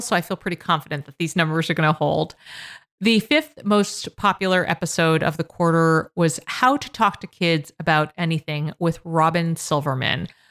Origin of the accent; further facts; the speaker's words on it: Massachusetts, United States; Massachusetts, my home state